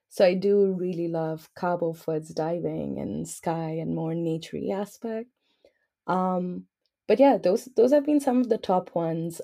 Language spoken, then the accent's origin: English; New Delhi, Delhi, India; I'm from New Delhi